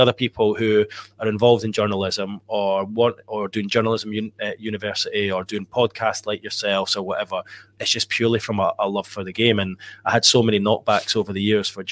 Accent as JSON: {"language": "English", "town": "Edinburgh", "region": "Scotland", "country": "United Kingdom", "tie": "born or raised there", "moved": "as an adult", "lives_now": "Newcastle upon Tyne, United Kingdom", "said": "living growing up in Edinburgh"}